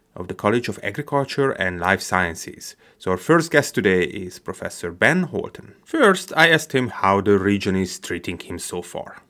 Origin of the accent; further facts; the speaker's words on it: Hungary; moved away as an adult; also born or lived in California; now in Finger Lakes, United States; I came from Hungary, studied at UC Davis